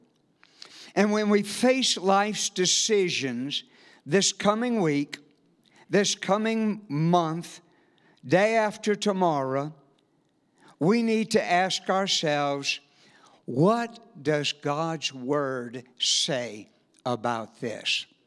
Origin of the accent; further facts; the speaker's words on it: South Louisiana, United States; moved away as an adult; And we are from South Louisiana. We moved here about 8 months ago.